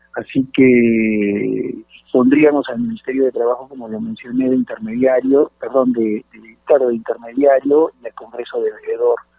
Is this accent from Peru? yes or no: yes; Peru; como peruanos